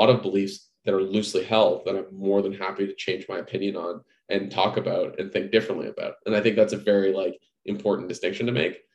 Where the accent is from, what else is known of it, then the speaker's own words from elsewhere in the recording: Canada; moved away as an adult; also born or lived in Toronto; now in San Francisco, United States; I have to live in Canada because I'm Canadian